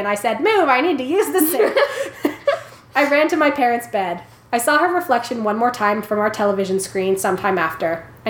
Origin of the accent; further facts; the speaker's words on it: Philippines; So I was born and raised in the Philippines. My family, along with my grandparents, used to live in this old house with a big garden in the back.